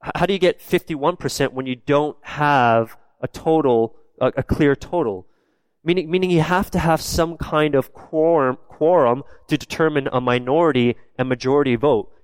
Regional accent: Canada; I'm born and raised in Canada, but my background is South Korean

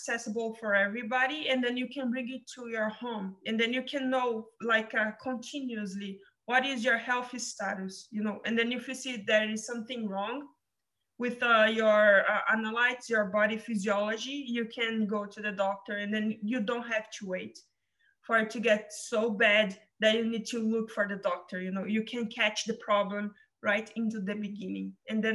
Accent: São Paulo, Brazil; moved away; I came from Brazil, from São Paulo, in the countryside

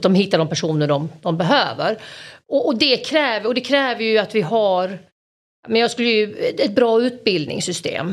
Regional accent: Malmö, Skåne, Sweden; jag kommer från Malmö

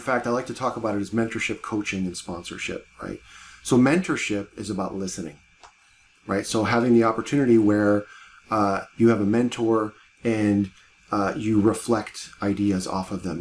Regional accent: Cleveland, Ohio, United States; I grew up in Cleveland, Ohio

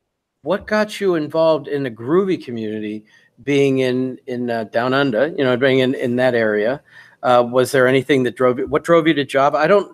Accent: United States; I'm an American.

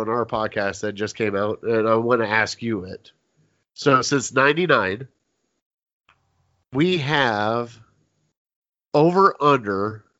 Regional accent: West Lafayette, Ohio, United States; also born or lived in Lima, Ohio; I grew up in Coshocton County, which is about 2 hours south of Cleveland, in a very, very small town of West Lafayette, Ohio.

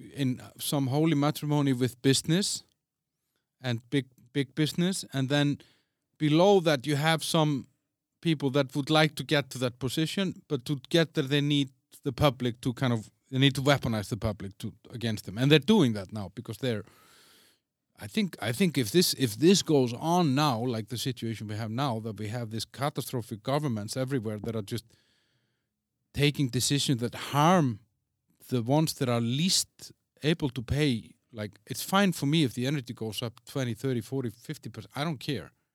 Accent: Iceland; also born or lived in Denmark; now in Czech Republic; I'm from Iceland.

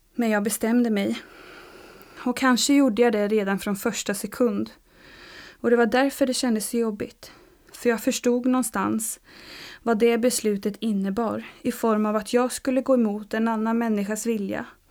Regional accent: Uppsala, Uppsala County, Sweden; also born or lived in Stockholm; now in Sävsjö, Sweden; Född och uppvuxen i Uppsala

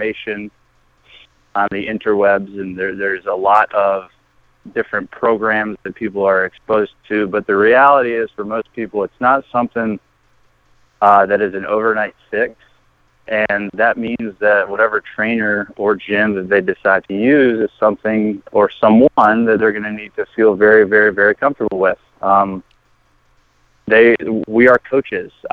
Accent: Garner, North Carolina, United States; moved away as an adult; also born or lived in Raleigh, North Carolina; now in Chicago, United States; I grew up in Raleigh, North Carolina, specifically Garner, small town right outside.

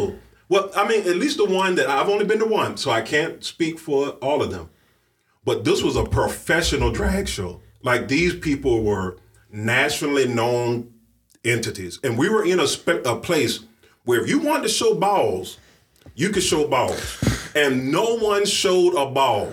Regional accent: the South, United States; moved away; I come from the South, and I grew up very much under a conservative, like, umbrella

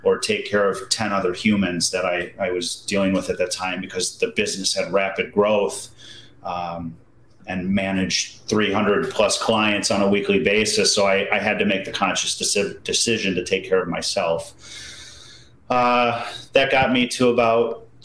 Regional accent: Wisconsin, United States; also born or lived in Michigan / Germany; moved to Wisconsin in grade school

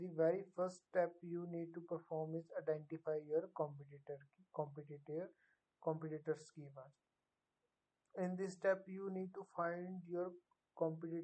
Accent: India; I am from India

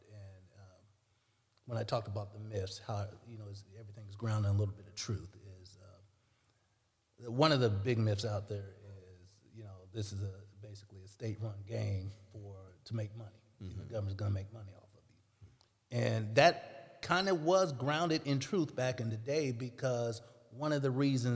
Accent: St. Louis, Missouri, United States; also born or lived in Jefferson City; the friends I grew up with in St. Louis

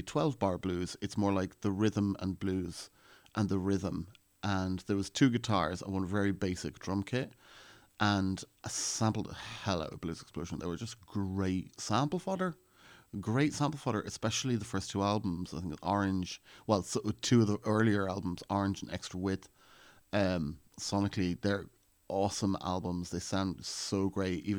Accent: Ireland; I was actually being an Irish …

